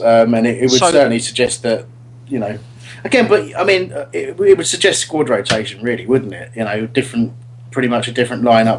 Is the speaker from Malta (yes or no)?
no; Australia; That's me being Australian.